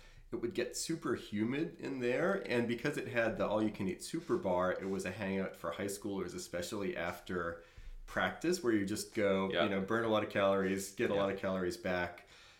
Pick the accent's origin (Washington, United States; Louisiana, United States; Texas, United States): Louisiana, United States; New Orleans; I grew up in New Orleans.